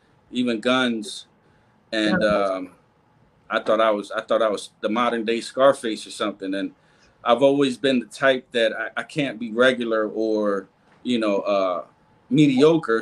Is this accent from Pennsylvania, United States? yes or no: yes; Lancaster, Pennsylvania, United States; also born or lived in Bronx, New York City; I'm originally from New York City, the Bronx. And at the age of 5, I moved to Lancaster, Pennsylvania